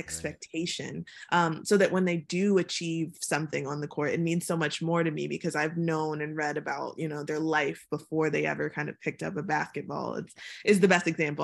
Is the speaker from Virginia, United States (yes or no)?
yes; Chesapeake, Virginia, United States; moved away as an adult; also born or lived in Atlanta / London; I'm from Chesapeake, Virginia, and, like, the rural part of Chesapeake, Virginia, where, you know, deer run across the road